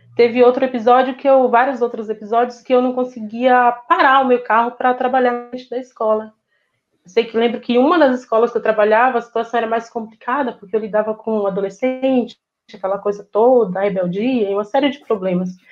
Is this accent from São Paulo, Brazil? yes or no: no; interior of Bahia, Brazil; moved away; Eu vim de uma família muito humilde, sabe? Vim de um interior da Bahia, onde a gente não tem acesso a quase nada